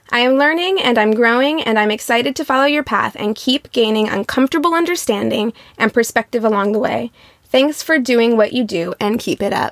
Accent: Midwest, United States; now in Los Angeles, United States; I grew up in the Midwest, but I went to a very large public high school and was always around diversity. So much so that when I moved to LA in the Valley

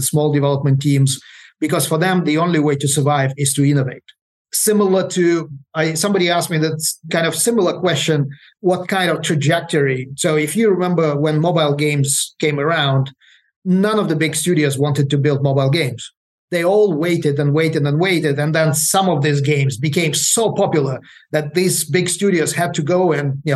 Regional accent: Ukraine; moved away; I'm originally from Ukraine

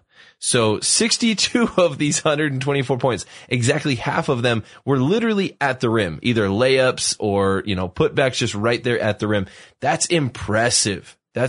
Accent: Utah, United States; a tiny little town that I grew up in Utah.

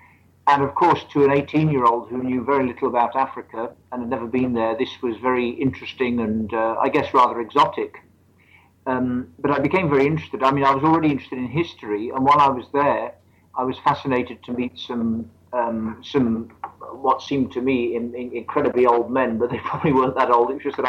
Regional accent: Midlands, United Kingdom; Well, I'm British. I come from the what we call the Midlands of England.

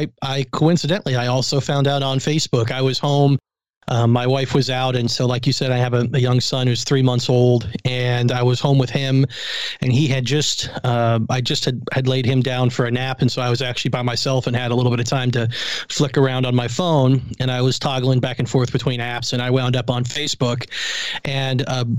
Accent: Pittsburgh, Pennsylvania, United States; also born or lived in Buffalo, New York; being growing up in Pittsburgh and being from Buffalo, neither of those cities have basketball teams.

